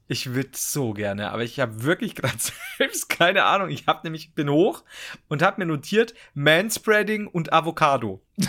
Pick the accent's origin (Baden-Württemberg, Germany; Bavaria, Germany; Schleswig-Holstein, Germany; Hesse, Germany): Bavaria, Germany; Regensburg; ich komme aus Regensburg